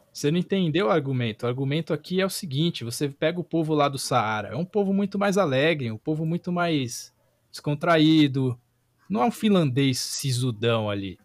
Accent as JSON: {"language": "Portuguese", "country": "Brazil", "said": "A gente é brasileiro"}